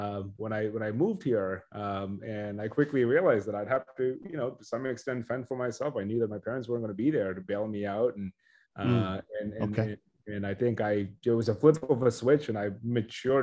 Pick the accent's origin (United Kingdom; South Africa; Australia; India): India; moved away; growing up in India